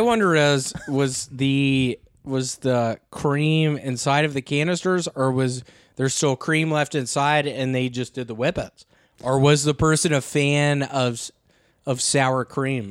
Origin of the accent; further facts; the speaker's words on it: the South, United States; I'm from the South